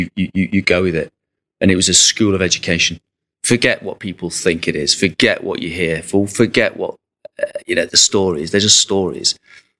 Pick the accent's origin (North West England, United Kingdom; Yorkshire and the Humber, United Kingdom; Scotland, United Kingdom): North West England, United Kingdom; Southport; moved away; also born or lived in Paris; I'm from Southport